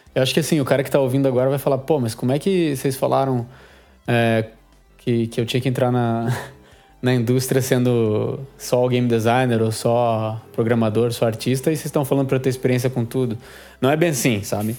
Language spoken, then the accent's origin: Portuguese; Curitiba, Paraná, Brazil; eu sou de Curitiba aqui